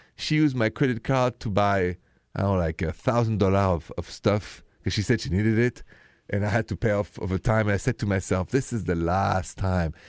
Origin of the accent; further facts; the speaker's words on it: France; accent: French; English is a second language; with my French accent